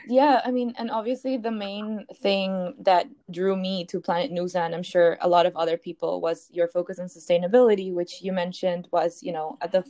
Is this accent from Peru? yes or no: yes; Peru; I'm also not from the US, I'm from Peru.